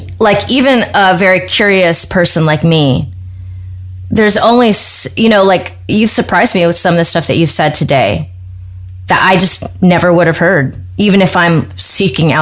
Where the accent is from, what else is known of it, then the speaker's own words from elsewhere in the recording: United States; As an American